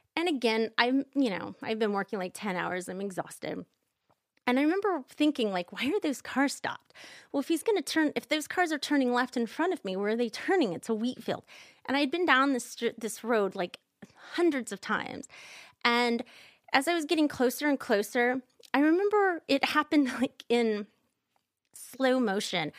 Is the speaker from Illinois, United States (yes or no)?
no; Kansas, United States; I'm from Kansas, like you are, Michael, and we, I'm not religious now, but growing up, I grew up in the Quaker Church